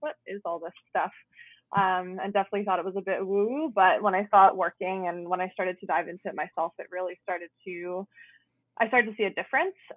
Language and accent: English; Guelph, Ontario, Canada; I was actually born and raised in Guelph. I'm still living here